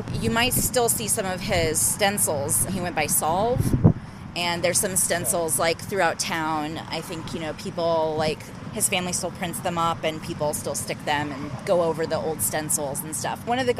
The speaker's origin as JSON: {"language": "English", "town": "Austin", "region": "Texas", "country": "United States", "moved": "as an adult", "lives_now": "Madison, United States", "said": "I'm originally from Austin, but I moved here about 6 years ago."}